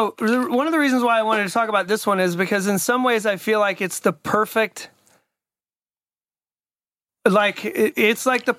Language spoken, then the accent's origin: English; Atlanta, Georgia, United States; moved away; your buddy and I are both from Atlanta.